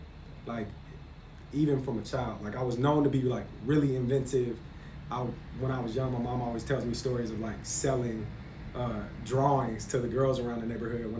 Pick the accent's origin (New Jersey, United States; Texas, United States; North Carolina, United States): North Carolina, United States; born there; also born or lived in Hawaii / Florida / Cincinnati; I was born in North Carolina